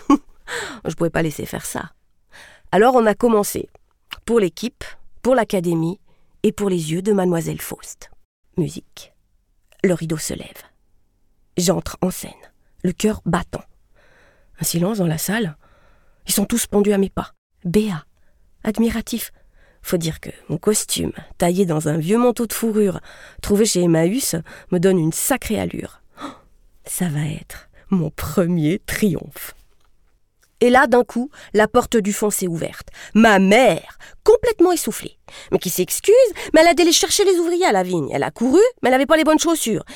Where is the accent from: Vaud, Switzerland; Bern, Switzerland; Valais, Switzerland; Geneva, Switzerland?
Valais, Switzerland; Sierre; J'ai grandi à Sierre, la ville du soleil